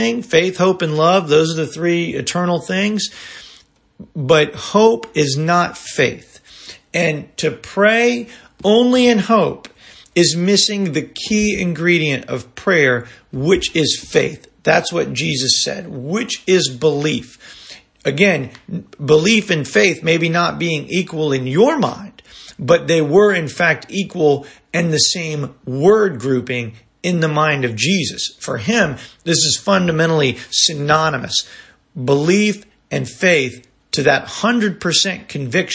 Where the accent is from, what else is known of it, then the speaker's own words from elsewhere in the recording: Tampa, Florida, United States; moved away as an adult; also born or lived in Atlanta, Georgia; my hometown in Tampa